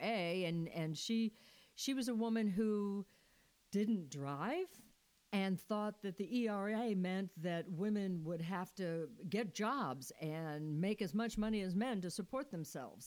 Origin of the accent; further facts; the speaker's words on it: Missouri, United States; moved away as an adult; I was I was born and raised in Missouri, but as soon as I got old enough, I knew I had to leave Missouri